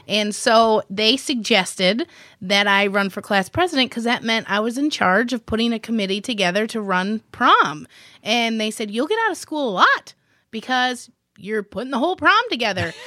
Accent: Millington, Michigan, United States; I actually grew up in a little, teeny, tiny town called Millington

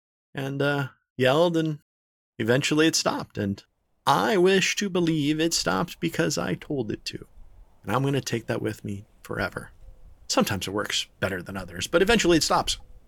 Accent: Pennsylvania, United States; So, when I was a little kid, there was this really nasty hurricane that stalled over my hometown in Pennsylvania.

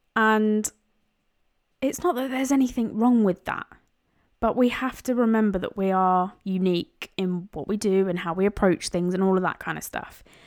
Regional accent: London, United Kingdom; now in Cambridgeshire, United Kingdom; I was born in East London, but now live in Cambridgeshire.

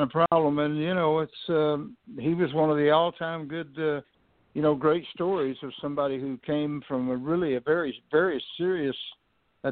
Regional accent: Houston, Texas, United States; I grew up in Houston, Texas

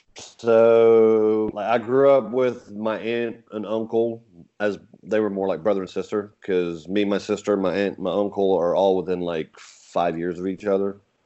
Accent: England, United Kingdom; now in United States; I talk about being English and moving over here from England

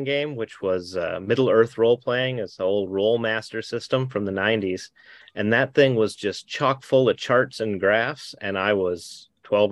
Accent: Minnesota, United States; moved away; I'm from Minnesota originally

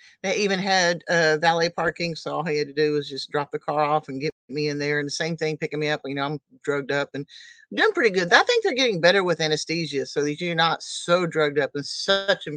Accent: Oklahoma, United States; I'm from Oklahoma

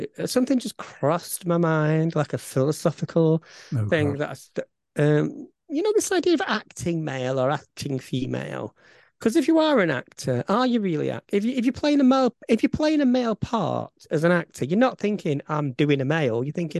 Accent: Bolton, North West England, United Kingdom; accent: Bolton; my Bolton accent

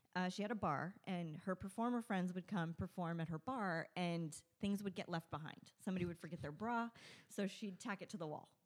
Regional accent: Victorville, California, United States; I grew up in Victorville

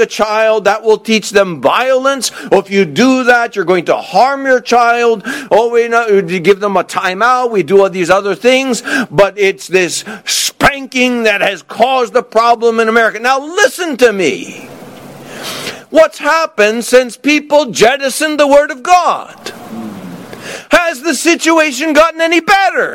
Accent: the South, United States; moved away as an adult; I grew up in the South

